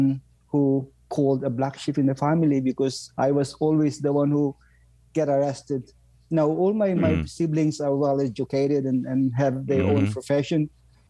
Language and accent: English; northern Philippines, Philippines; moved away as an adult; also born or lived in London, United Kingdom; now in Ottawa, Canada; I was born in the Philippines, Howard, and I left home when I was 18 years old, I guess, 19